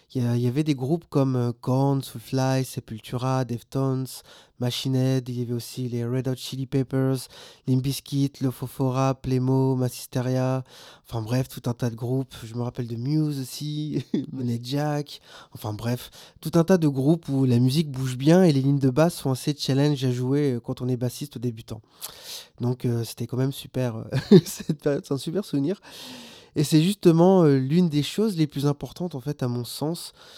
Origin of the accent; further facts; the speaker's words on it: Réunion; moved away; also born or lived in Maubeuge; je suis réunionnais, je viens donc de l'île de la Réunion